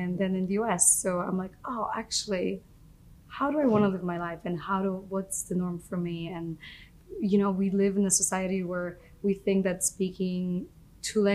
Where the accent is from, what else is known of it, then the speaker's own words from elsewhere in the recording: Poland; moved away; I grew up in Poland.